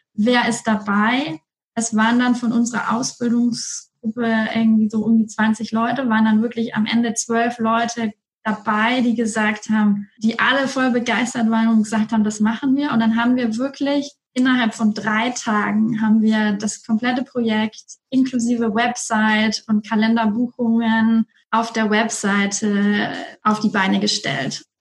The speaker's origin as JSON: {"language": "German", "town": "Erlangen", "region": "Bavaria", "country": "Germany", "moved": "as an adult", "said": "ich komme aus Erlangen"}